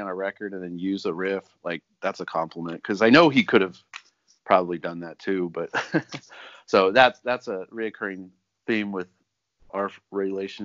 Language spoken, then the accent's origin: English; Riverside, California, United States; We grew up in Riverside, which is sort of in the middle of nowhere. It's an hour away from everything cool.